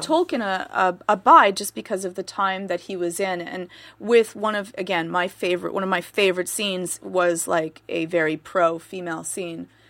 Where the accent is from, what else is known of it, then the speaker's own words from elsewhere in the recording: Canada; I'm Canadian